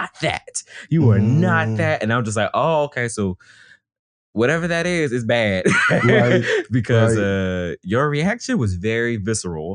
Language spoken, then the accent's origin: English; Atlanta, Georgia, United States; now in Brooklyn, United States; I grew up in the Atlanta area in DeKalb County, which is very majority Black